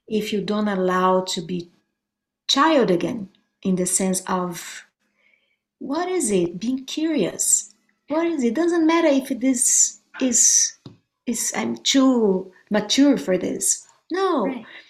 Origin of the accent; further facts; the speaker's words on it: Brazil; now in United States; I'm from Brazil